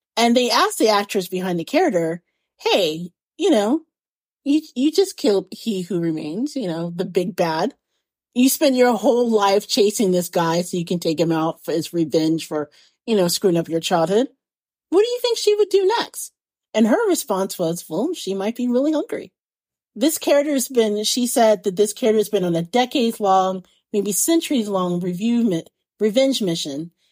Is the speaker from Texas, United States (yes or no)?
no; Indiana or Indianapolis, United States; being a little kid growing up in Indiana or Indianapolis